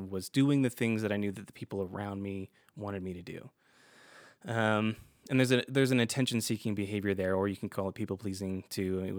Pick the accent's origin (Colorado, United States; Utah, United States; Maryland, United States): Utah, United States; You know, growing up in Utah, obviously there's a lot of Mormons here, so that's what most people did